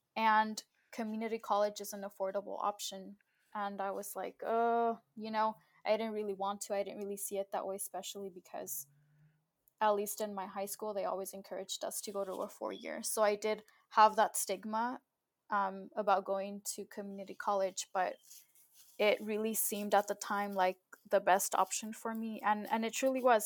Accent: Southern California, United States; also born or lived in Mexico; I was born in Mexico, but I was raised here in the US in Southern California

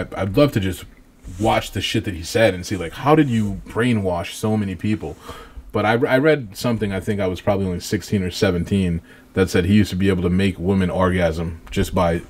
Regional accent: Pawtucket, Rhode Island, United States; I grew up in Pawtucket, you know, so I've been in the city my whole life.

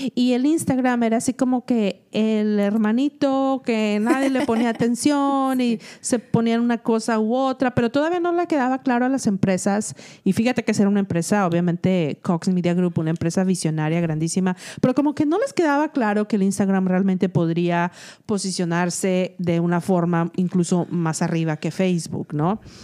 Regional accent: Mexico; now in United States; yo soy una mexicana que probablemente limpia casas.

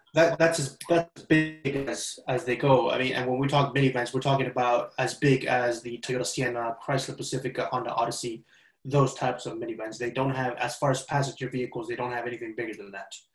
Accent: Spain; now in United States; growing up in Spain

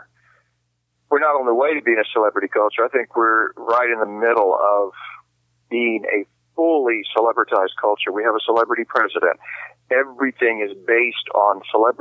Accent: the South, United States; I grew up in the South

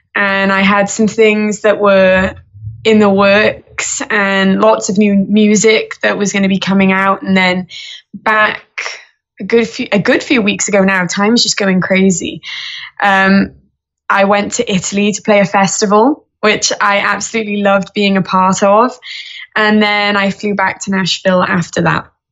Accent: Wales, United Kingdom; I say from the UK, but I am from Wales

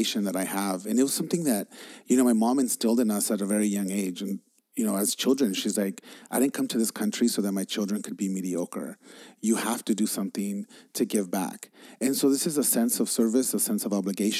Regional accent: Los Angeles, California, United States; I was growing up in East LA.

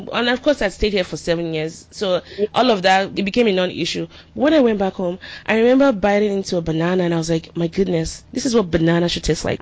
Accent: Nigeria; now in United States; growing up in Nigeria

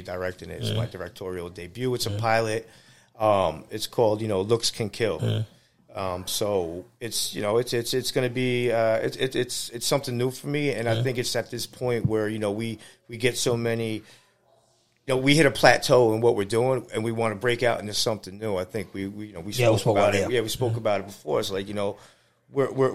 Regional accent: New York City, New York, United States; I grew up in Queens.

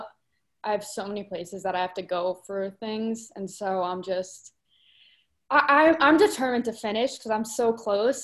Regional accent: Rockaway, New Jersey, United States; moved away as an adult; now in Nashville, United States; I'm from Rockaway

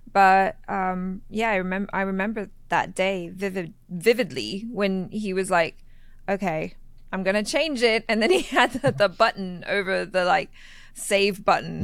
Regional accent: Thailand; moved away; growing up in Thailand, uh, in the school I went

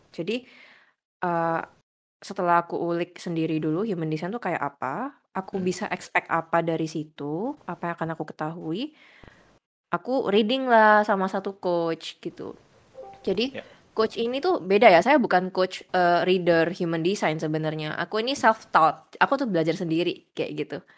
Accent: Surabaya, East Java, Indonesia; Uh, aku dari Surabaya. Usianya 25 tahun sekarang.

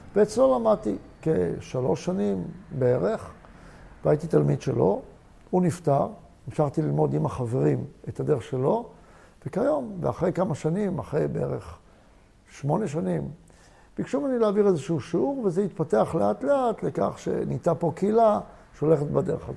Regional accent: Tel Aviv area, Tel Aviv District, Israel; also born or lived in Beit She'an; עברנו מבית שאן, ששם היו קטיושות, לגור באזור תל אביב

